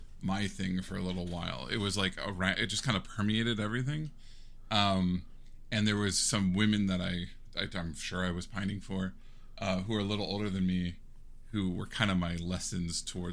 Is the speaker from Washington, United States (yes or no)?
yes; Seattle, Washington, United States; I'm from Seattle